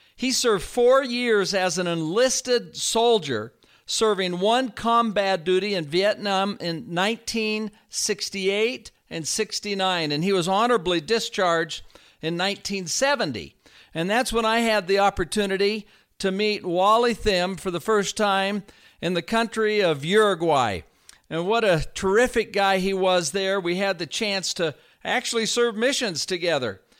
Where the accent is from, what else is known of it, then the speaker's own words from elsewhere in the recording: Northern California, United States; I was raised in the Northern California area